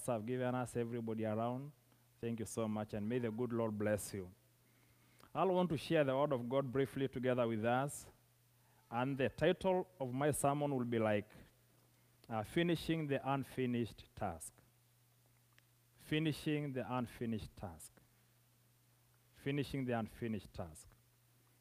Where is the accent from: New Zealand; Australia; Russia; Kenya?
Kenya; southern Kenya; I come from Kenya, that is East Africa, from a community of a people called the Maasais, who live in the southern part of Kenya